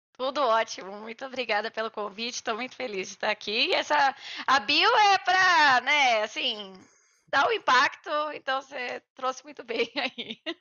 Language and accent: Portuguese; Itu, São Paulo, Brazil; eu venho é, de Itu, no interior de São Paulo